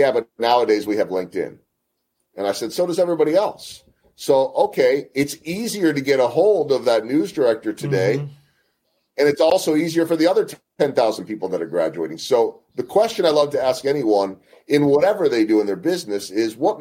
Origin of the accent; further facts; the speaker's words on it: Chicago, Illinois, United States; also born or lived in Philadelphia, Pennsylvania; now in Kansas City, United States; my hometown of Chicago or my original hometown of Philadelphia